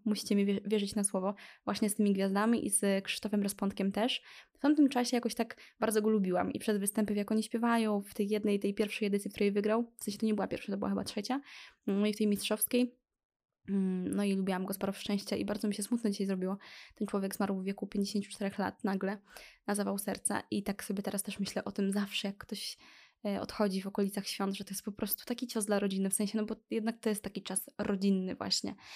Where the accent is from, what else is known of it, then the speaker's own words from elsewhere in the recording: Lublin, Lublin Voivodeship, Poland; Jestem z Lublina